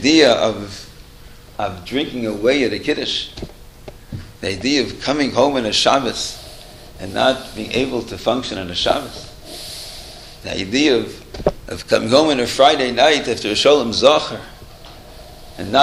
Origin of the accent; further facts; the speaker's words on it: Toronto, Ontario, Canada; We grew up in Toronto.